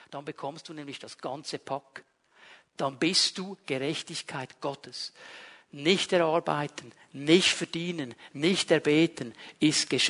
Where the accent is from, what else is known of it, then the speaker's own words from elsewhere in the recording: Switzerland; Ich fühle mich Immer als Schweizer, 24 Stunden am Tag, sieben Tage die Woche.